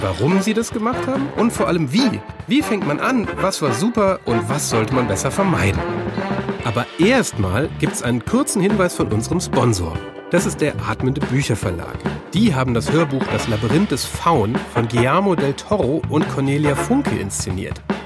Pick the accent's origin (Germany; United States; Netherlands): Germany; Hamburg; Also ich bin aufgewachsen auf einem Hof. Also es war äh, hier in, in, in, Hamburg